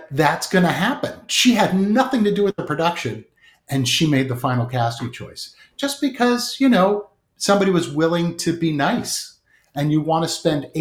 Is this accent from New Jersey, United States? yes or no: yes; Edison, New Jersey, United States; I grew up in Jersey, in Edison.